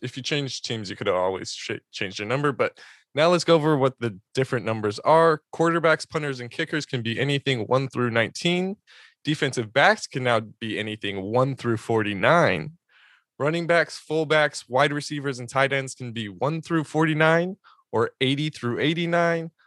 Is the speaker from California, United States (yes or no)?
yes; San Diego, California, United States; I grew up in San Diego watching him play at Helix High School